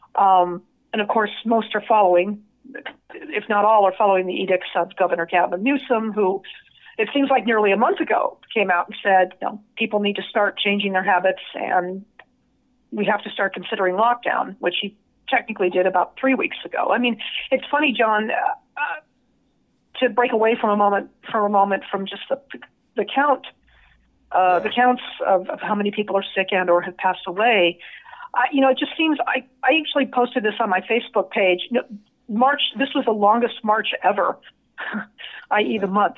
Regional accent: Las Vegas, Nevada, United States; now in San Diego, United States; somebody like myself who grew up there

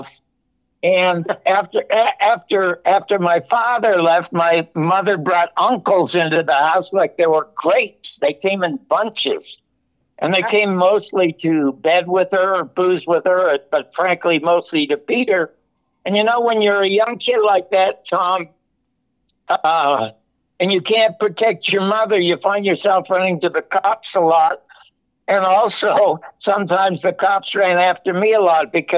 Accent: Toronto, Ontario, Canada; I was born in the Salvation Army Charity Ward in Toronto, Canada

